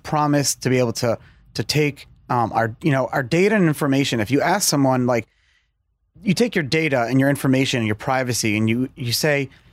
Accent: New York City, New York, United States; accent: Brooklyn English; English is a second language; I grew up here. So I learned Brooklyn English

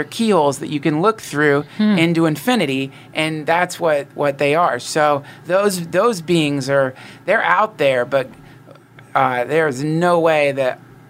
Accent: North Carolina, United States; Well, I'm from North Carolina, and my family traveled around a bunch, and my mom was into this stuff

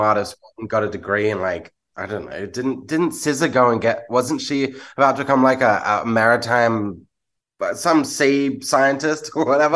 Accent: Australia

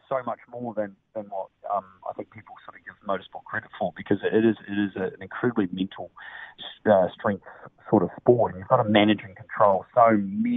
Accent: New Zealand; growing up in New Zealand

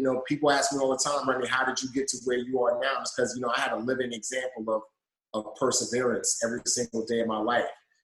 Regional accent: New York City, New York, United States; also born or lived in Nigeria; I actually grew up in the Bronx.

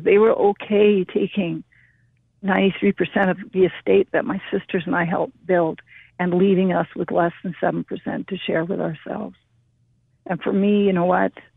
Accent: British Columbia, Canada; also born or lived in India; I was raised in Canada and I love Canada

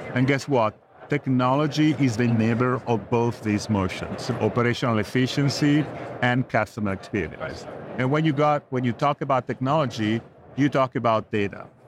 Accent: Italy; moved away as an adult; also born or lived in California, United States; now in New Jersey, United States; I came from Italy. I'm Italian.

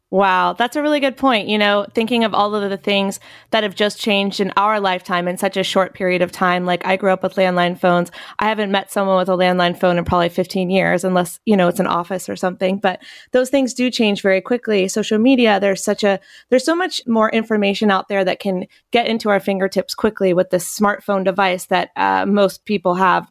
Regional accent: Chapel Hill, North Carolina, United States; moved away; my hometown. Well, I'm from Chapel Hill, North Carolina

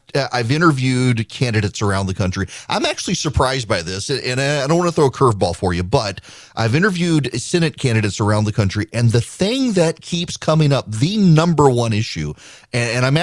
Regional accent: Louisiana, United States; now in North Carolina, United States; I'm from Louisiana

